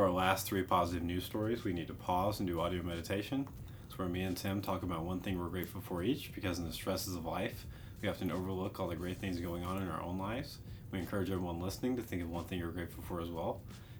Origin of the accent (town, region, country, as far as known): United States